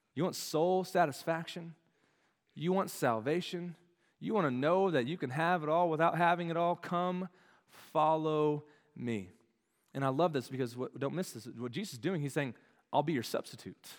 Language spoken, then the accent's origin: English; Dallas, Texas, United States; moved away as an adult; now in Arkansas, United States; They all live in the Dallas-Fort Worth area where I grew up.